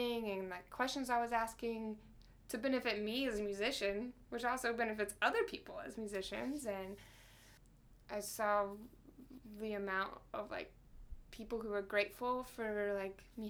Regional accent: Alpharetta, Georgia, United States; I'm from Atlanta, too

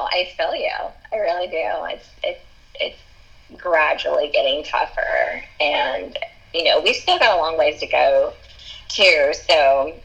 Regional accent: Arkansas, United States; moved away; we're both from Arkansas

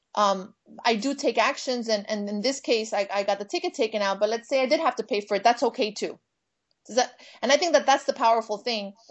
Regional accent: Miami, Florida, United States; now in Los Angeles, United States; I'm from Miami. And I am Cuban American

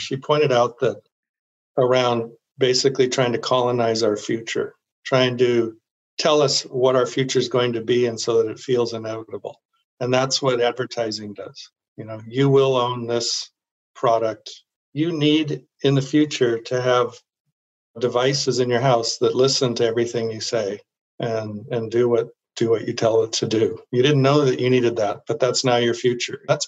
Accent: Silicon Valley, California, United States; I grew up in Silicon Valley

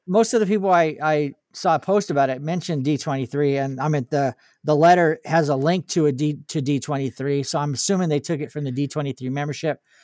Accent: California, United States; I was from California

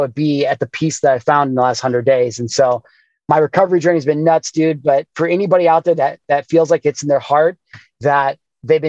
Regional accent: Midwest, United States; growing up in the Midwest

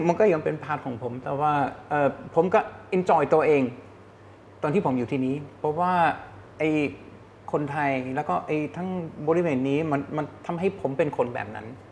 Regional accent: Germany; Thai is a second language; moved away as an adult; also born or lived in Hong Kong / United States; now in Thailand; ผมมาจากเยอรมัน

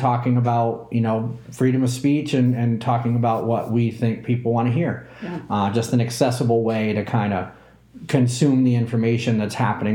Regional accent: New England, United States; also born or lived in Southeast US; I'm from New England, and I was born in the Southeast

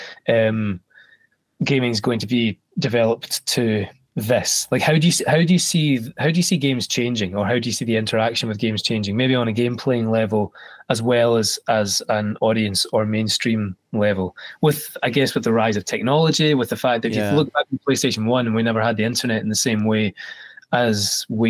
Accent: Scotland, United Kingdom; especially being Scottish

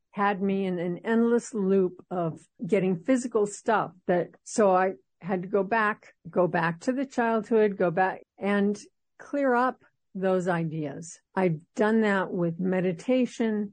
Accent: Los Angeles, California, United States; moved away as an adult; now in Seattle, United States; Even though I'm in Seattle for over 20 years, I was born in Los Angeles

